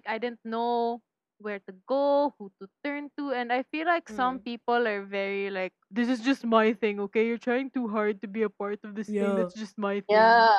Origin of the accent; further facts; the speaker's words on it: Manila, Metro Manila, Philippines; from Manila, Philippines.